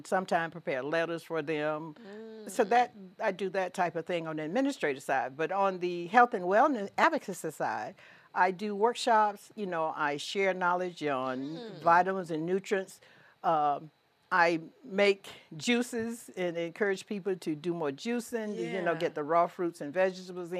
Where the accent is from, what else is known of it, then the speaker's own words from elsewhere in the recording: Cordele, Georgia, United States; moved away as an adult; also born or lived in Germany / Savannah, Georgia; my hometown of Cordele